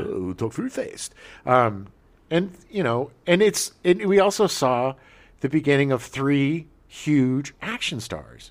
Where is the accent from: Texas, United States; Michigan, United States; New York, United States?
Texas, United States; we're from Texas